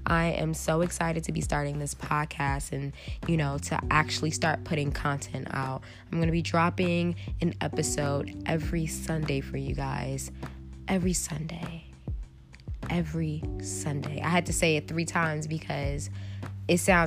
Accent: Philadelphia, Pennsylvania, United States; moved away as an adult; now in Chicago, United States; I was born in Philly, I was born in West Philly, grew up in Southwest. I lived there my whole life

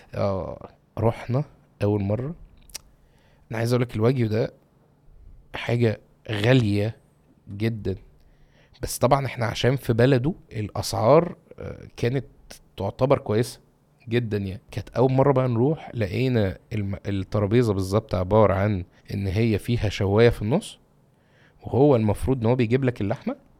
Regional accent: Egypt; عندنا في مصر

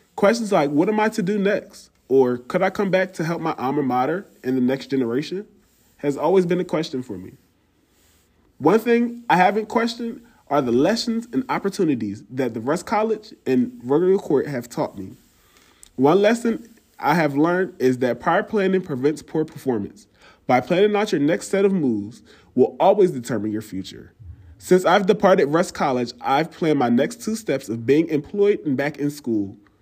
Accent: Chester, Pennsylvania, United States; from Chester, Pennsylvania

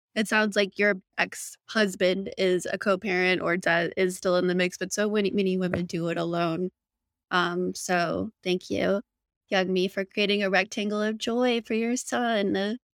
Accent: Phoenix, Arizona, United States; I grew up in Phoenix, public high school system

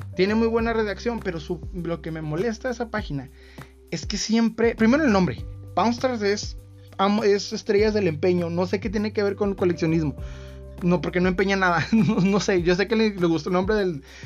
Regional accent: Mexico; Soy mexicano

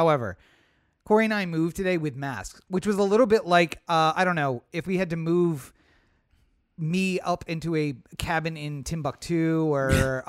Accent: Maryland, United States; accent: Maryland; I did everything I could to kill my Maryland accent so that no one would know I was from Maryland.

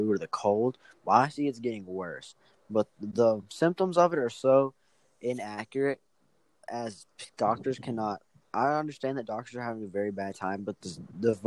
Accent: Forest City, North Carolina, United States; I'm from Forest City, North Carolina

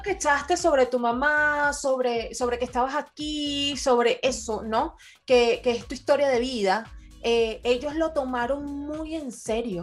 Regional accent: Venezuela; now in Portugal; todos los venezolanos aquí en Portugal estamos conectadísimos

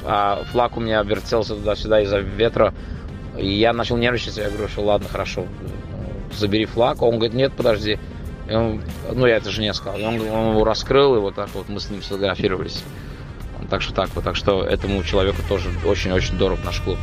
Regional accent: Baku, Azerbaijan; я, я из Баку

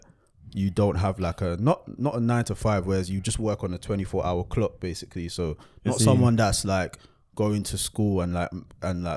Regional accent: London, United Kingdom; I grew up in Hackney, Shoreditch.

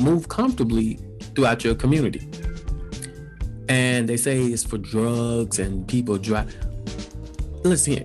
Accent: Alabama, United States; moved away as an adult; now in Japan; growing up in the South

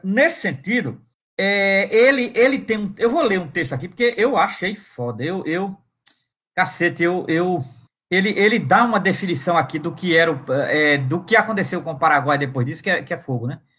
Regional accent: Brazil; nós brasileiros

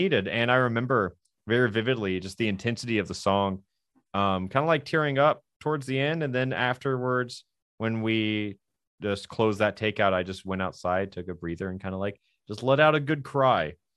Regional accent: the South, United States; I'm from the South

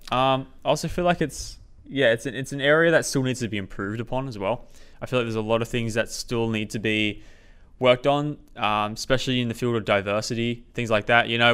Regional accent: Coffs Harbour, New South Wales, Australia; I grew up in a rural city, uh, of Coffs Harbour, uh, mid-North Coast

